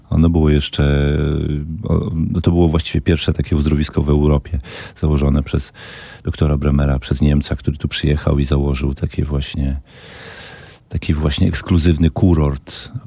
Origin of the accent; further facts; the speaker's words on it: Brańsk, Podlaskie Voivodeship, Poland; moved away as an adult; also born or lived in Ciechanowiec; now in Warsaw, Poland; Mieszkałem w Brańsku mhm. przez całe 15 lat, do momentu, kiedy się właśnie wyprowadziłem do Ciechanowca.